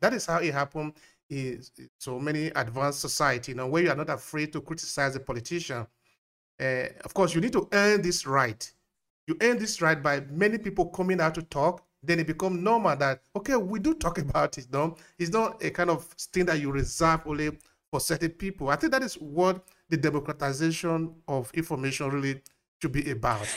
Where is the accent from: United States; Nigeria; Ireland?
Nigeria; now in Italy; I grew up in Nigeria, but now I'm in Italy.